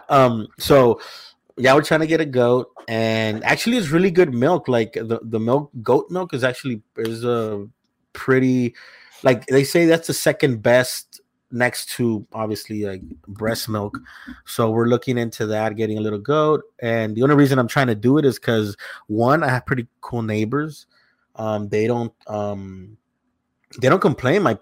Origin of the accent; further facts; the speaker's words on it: El Salvador; moved away; I grew up in Salvador for a little bit